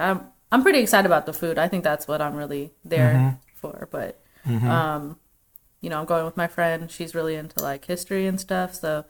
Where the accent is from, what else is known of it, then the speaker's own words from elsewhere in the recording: outside New Orleans, Louisiana, United States; moved away; And I grew up right outside New Orleans, like an hour away.